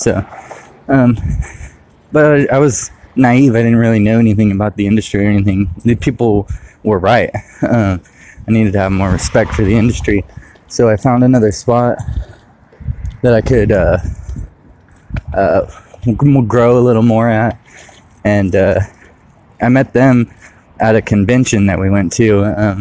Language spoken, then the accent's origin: English; Modesto, California, United States; also born or lived in Riverbank, California / Ceres, California; I was born in California, in Southern California, and by the time I was 2 years old, we had moved to Riverbank and eventually Ceres, Modesto area